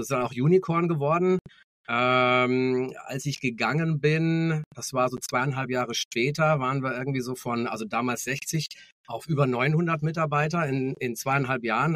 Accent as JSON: {"language": "German", "town": "Munich", "region": "Bavaria", "country": "Germany", "tie": "born or raised there", "said": "geboren in München, also tatsächlich auch Münchner Kinde"}